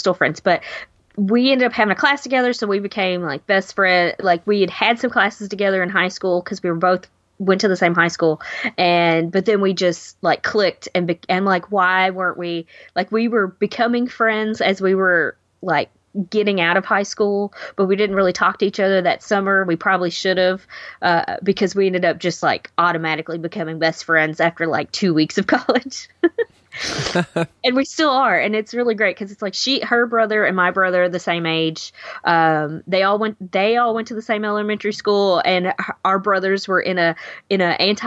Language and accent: English; Owensboro, Kentucky, United States; moved away as an adult; now in Louisville, United States; I went to college in my hometown. Owensboro, Kentucky is what it's called.